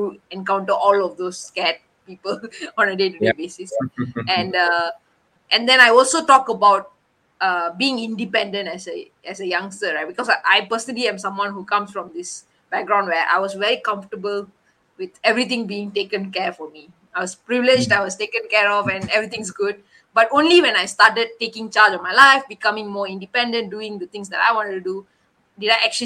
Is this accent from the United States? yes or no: no; Malaysia; we were the first Malaysians